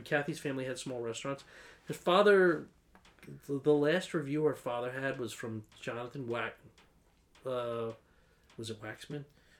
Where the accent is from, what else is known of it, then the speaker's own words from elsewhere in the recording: East Coast, United States; I grew up in the East Coast and it was a much different kind of mentality.